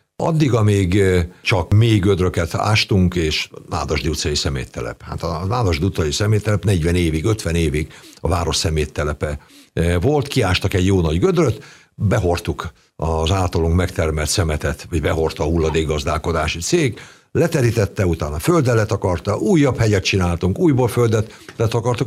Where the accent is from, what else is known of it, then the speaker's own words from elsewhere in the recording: Nemesvid, Somogy, Hungary; also born or lived in Keszthely; now in Kaposvár, Hungary; nagymamánál nőttem fel, Szent Iván pusztán, Nemesvidon